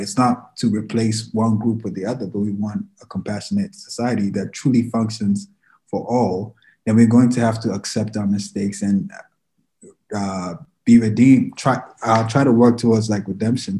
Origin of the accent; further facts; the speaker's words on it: Ghana; moved away; I'm from Ghana, I'm an immigrant.